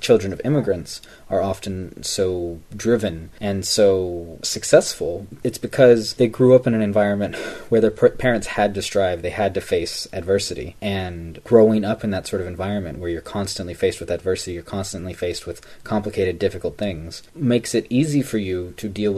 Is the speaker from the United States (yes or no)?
yes; Los Angeles, California, United States; moved away as an adult; also born or lived in France / South Korea; I moved back to my hometown, right? And granted, it's Los Angeles